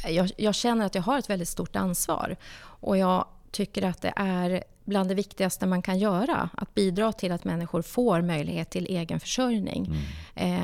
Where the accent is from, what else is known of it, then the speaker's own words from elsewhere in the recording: Norrbotten County, Sweden; jag är uppvuxen i arbetarklass i Norrbotten